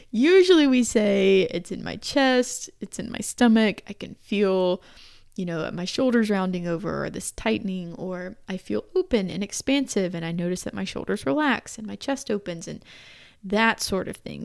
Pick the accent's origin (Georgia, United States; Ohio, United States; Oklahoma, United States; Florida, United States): Georgia, United States; moved away; the part of Georgia where we're from